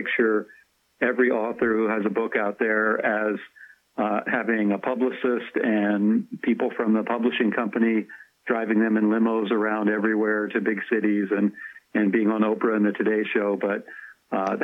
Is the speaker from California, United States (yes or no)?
no; Bedford County, Pennsylvania, United States; Bedford County, which is about half an hour north of Cumberland, Maryland.